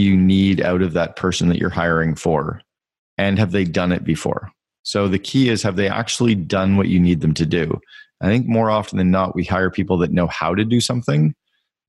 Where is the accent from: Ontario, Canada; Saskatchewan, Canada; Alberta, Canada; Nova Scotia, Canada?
Ontario, Canada; Northern; I grew up in Northern Ontario in Canada